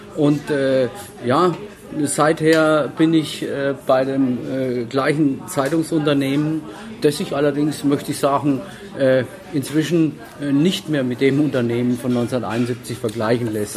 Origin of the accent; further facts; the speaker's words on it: Würzburg, Bavaria, Germany; ich bin äh, geborener Würzburger